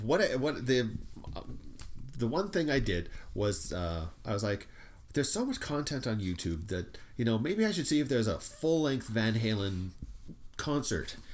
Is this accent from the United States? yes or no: no; Canada; we're Canadian